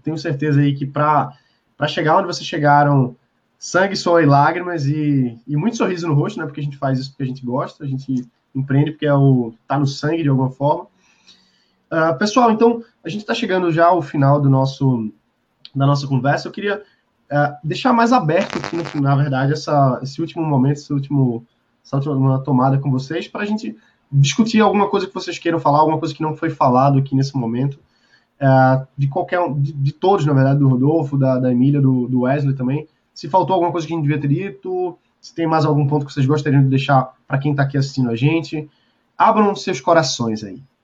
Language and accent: Portuguese; Brazil; a gente tá aqui no Brasil, a gente gosta do Brasil, a gente é brasileiro